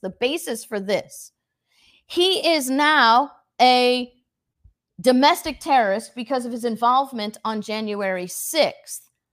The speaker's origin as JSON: {"language": "English", "country": "United States", "said": "the American people are built of a different ilk. We have a different spirit in us"}